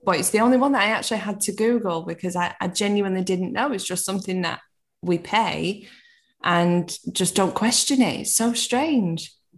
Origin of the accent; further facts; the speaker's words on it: Manchester, North West England, United Kingdom; I'm from Manchester